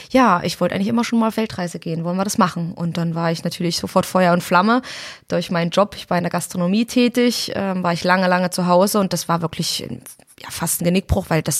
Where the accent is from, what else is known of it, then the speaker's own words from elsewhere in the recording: Suhl, Thuringia, Germany; Ich bin aus Suhl und aus Suhl kommt Simson und mein Papa und meine Mama haben sich bei Simson kennengelernt.